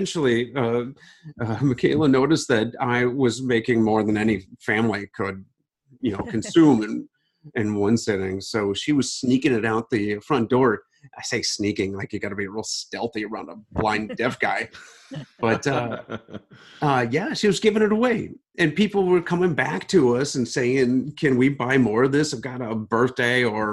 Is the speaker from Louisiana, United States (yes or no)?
no; Ohio, United States; Growing up in Ohio